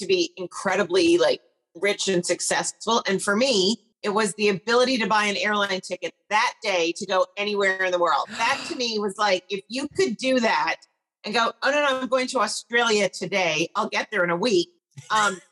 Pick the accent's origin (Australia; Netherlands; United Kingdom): United Kingdom; Scotland; now in Los Angeles, United States; I grew up in Scotland